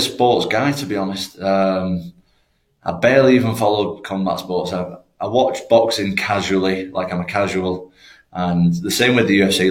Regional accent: Manchester, North West England, United Kingdom; I'm not actually from Liverpool. I just train in Liverpool. I'm from Manchester

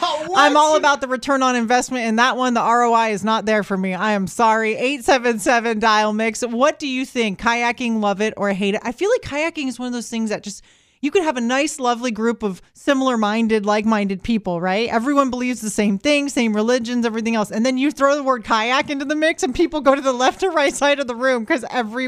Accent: Florida, United States; But it doesn't mean we don't get to be like, oh, I'm not from the panhandle. No, we just say we're from Florida. We own it, okay?

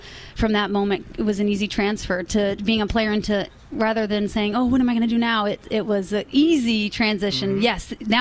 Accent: Virginia, United States; also born or lived in Boston / New York City / Germany; I was born and raised in Virginia, about 2.5 hours south of here.

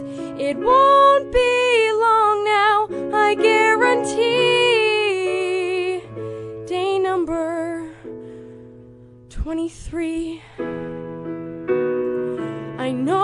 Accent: Champaign, Illinois, United States; I'm from Champaign.

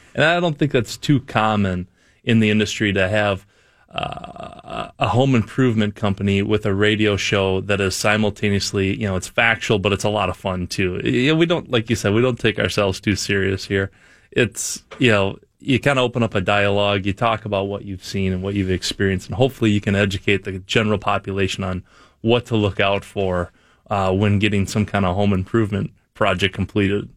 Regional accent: Wisconsin, United States; I'm from Wisconsin

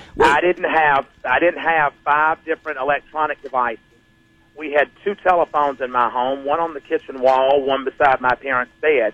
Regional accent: South Carolina, United States; I grew up in South Carolina.

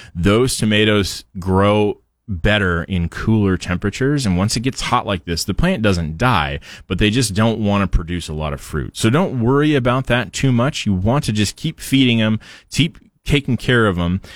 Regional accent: Portland, Oregon, United States; now in Idaho, United States; I grew up in Portland

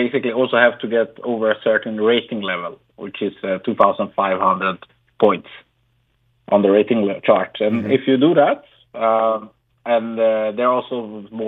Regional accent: Sweden; also born or lived in Colombia; I'm from Colombia, mm-hmm. so I got adopted to Sweden

